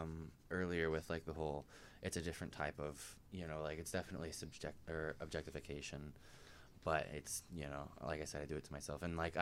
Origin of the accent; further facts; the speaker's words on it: Colorado, United States; I grew up in Colorado.